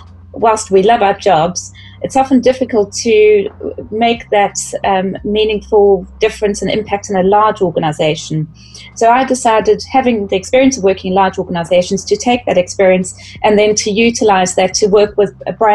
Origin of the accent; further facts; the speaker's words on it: South Africa; accent: South African; moved away as an adult; also born or lived in United Kingdom / Middle East; I'm South African. So I started out working in the beauty industry in South Africa and then moved across to the UK